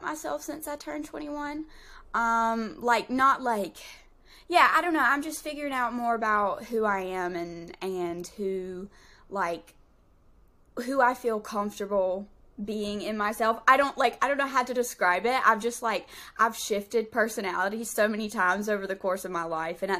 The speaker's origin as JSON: {"language": "English", "region": "Southern", "country": "United States", "accent": "Southern drawl"}